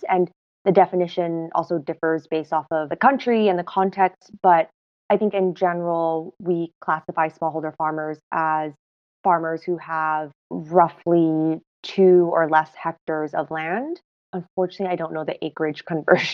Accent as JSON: {"language": "English", "country": "Hong Kong", "tie": "born or raised there", "also_born_or_lived": "United States / Washington, D.C. / New York", "moved": "as an adult", "lives_now": "Ethiopia", "said": "After growing up in Hong Kong, was doing my undergrad in the US"}